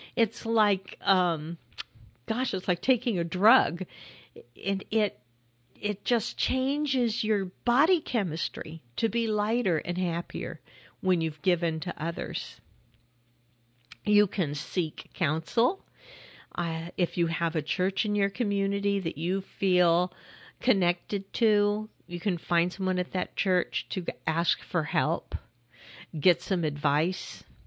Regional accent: California, United States; I grew up in California

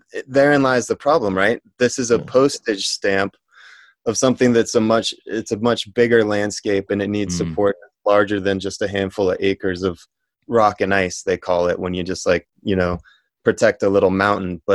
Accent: Colorado, United States; I grew up in Colorado

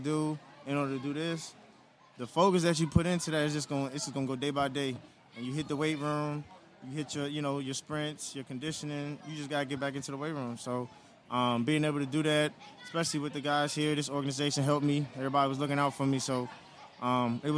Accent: Maryland, United States; I'm originally from Maryland

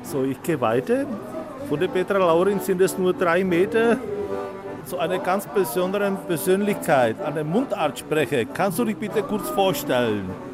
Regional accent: North Bohemia, Šluknov Hook, Ústí nad Labem Region, Czechia; accent: North Bohemian dialect; ich komme aus dem Nordbiemschen, aus dem Schlockschen Zippel

